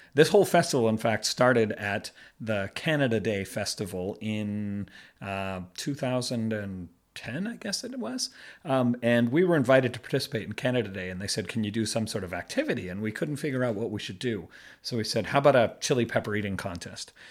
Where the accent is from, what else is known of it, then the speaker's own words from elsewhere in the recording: Boston, Massachusetts, United States; moved away as an adult; now in Beijing, China; I'm from the Boston area